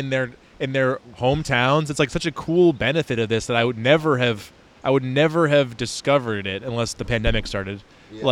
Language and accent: English; Syracuse, New York, United States; I am from the Syracuse area.